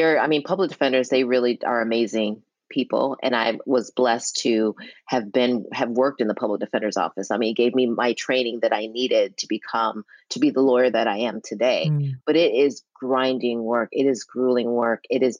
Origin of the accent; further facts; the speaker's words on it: Milwaukee, Wisconsin, United States; Milwaukee is very interesting. And you know, one thing that was really cool, I think, is that I grew up in a household with very, very strict pa